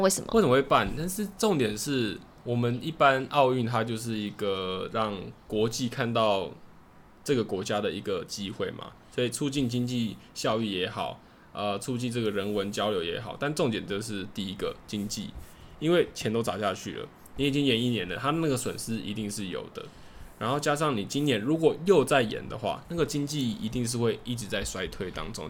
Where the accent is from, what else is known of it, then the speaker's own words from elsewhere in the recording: Taiwan; 我自己身为台湾人